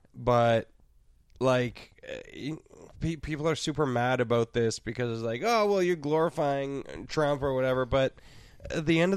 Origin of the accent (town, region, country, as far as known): Canada